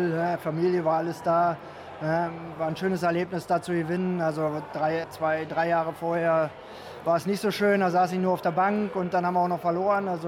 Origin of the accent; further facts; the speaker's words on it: Mönchengladbach, North Rhine-Westphalia, Germany; ja, in meiner Heimatstadt äh, einen Titel zu holen und kurz vor Schluss ausgewechselt zu werden und gefeiert zu werden von, vom ganzen Stadion.